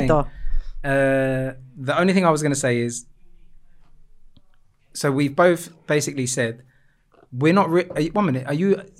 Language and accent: English; Cyprus; also born or lived in England; I grew up in Cyprus. I am I am Cypriot.